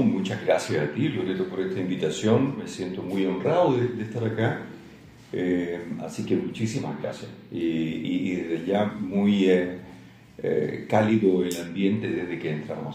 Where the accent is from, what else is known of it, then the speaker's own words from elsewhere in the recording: Santiago, Santiago Metropolitan Region, Chile; moved away as an adult; also born or lived in Valparaíso / Viña del Mar / Chillán / Talca; nací en Santiago, estuve hasta como los 17 años en Santiago